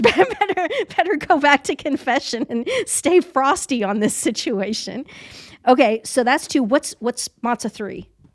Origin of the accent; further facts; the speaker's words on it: Leavenworth, Kansas, United States; was born in Leavenworth, Kansas